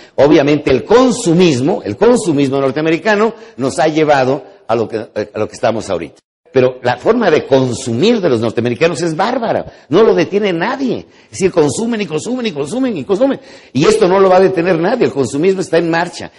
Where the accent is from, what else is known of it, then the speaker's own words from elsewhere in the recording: Mexico; los mexicanos con una sola palabra entendemos